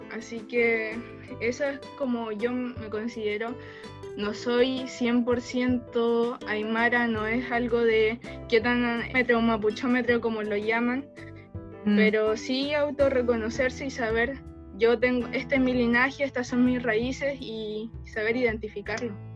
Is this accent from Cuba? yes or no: no; Quilpué, Valparaíso, Chile; yo nací acá en Quilpue